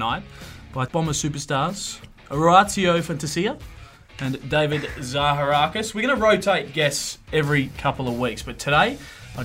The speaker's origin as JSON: {"language": "English", "region": "South Australia", "country": "Australia", "said": "a fellow South Australian like myself"}